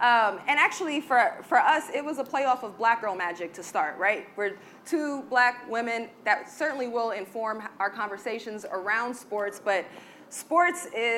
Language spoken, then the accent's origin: English; New York, United States; I think real quick, what's important to know, I'm from New York.